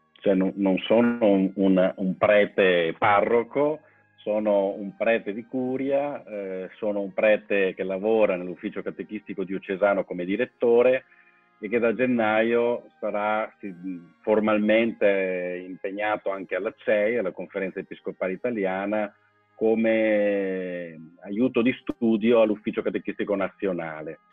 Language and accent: Italian; Musile di Piave, Veneto, Italy; moved away as an adult; ricordo e un legame fortissimo con la mia parrocchia di origine, col mio paese eh, certo non, non, vivo più lì